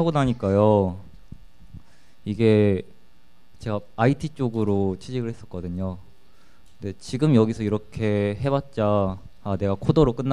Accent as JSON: {"language": "Korean", "town": "Suwon", "region": "Gyeonggi Province", "country": "South Korea"}